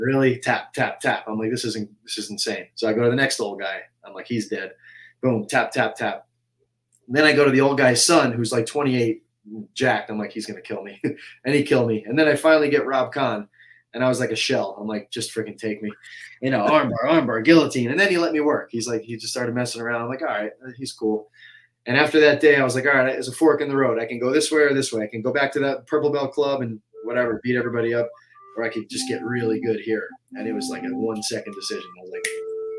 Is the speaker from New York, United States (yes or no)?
yes; upstate New York, United States; now in Tampa, United States; upstate New York is where I grew up and trained. And then when I came to Tampa